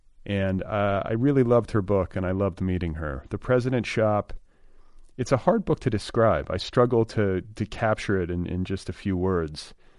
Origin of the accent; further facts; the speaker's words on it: United States; my own experience as an American